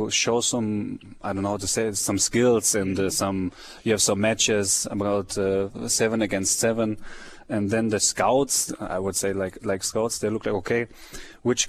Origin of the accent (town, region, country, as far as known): Friolzheim, Baden-Württemberg, Germany; born or raised there; English is a second language; moved away as an adult; now in Kansas City, United States